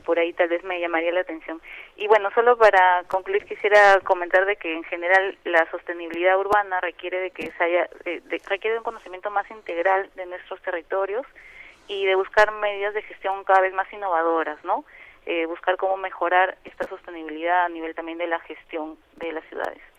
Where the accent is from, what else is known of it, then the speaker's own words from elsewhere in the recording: Mexico; moved away; also born or lived in Peru; yo he nacido y vivido mi infancia en México